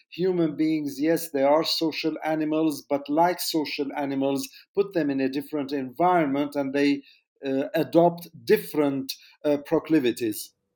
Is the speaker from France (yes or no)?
yes; France; moved away; also born or lived in Jordan; I was born there many decades ago